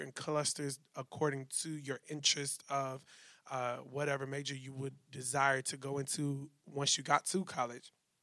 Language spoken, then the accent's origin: English; Louisville, Kentucky, United States; moved away as an adult; now in Nashville, United States; I'm originally from Louisville, Kentucky. I grew up in the West End